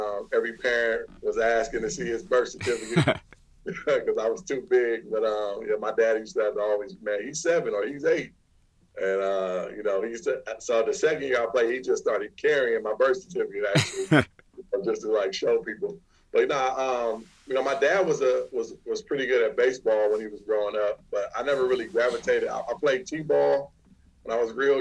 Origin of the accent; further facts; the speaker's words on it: Rialto, California, United States; also born or lived in San Bernardino, California / San Francisco, California; I say I'm from Rialto. I was kind of raised in Rialto